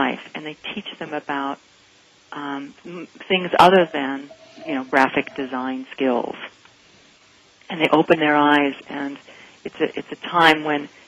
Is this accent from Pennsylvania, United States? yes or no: no; Salt Lake City, Utah, United States; moved away; also born or lived in Denver / Pasadena; I grew up in Salt Lake City, Utah, and in a little bit sheltered community